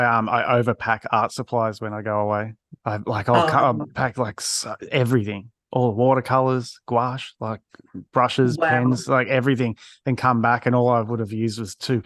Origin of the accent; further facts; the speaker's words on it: Australia; as an Aussie